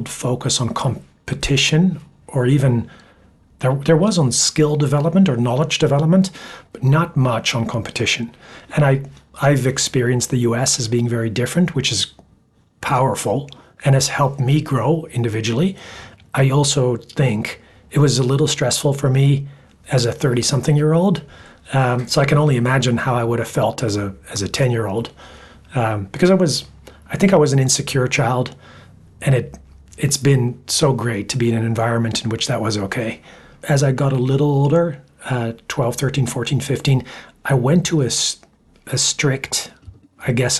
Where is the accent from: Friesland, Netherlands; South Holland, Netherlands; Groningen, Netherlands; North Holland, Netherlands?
North Holland, Netherlands; Amsterdam; moved away as an adult; also born or lived in Toronto, Canada / United States; I was born in Amsterdam in the Netherlands.